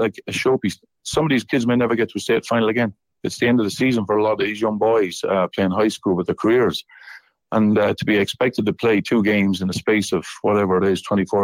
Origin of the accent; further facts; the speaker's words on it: Ireland; moved away as an adult; now in Nashville, United States; me being Irish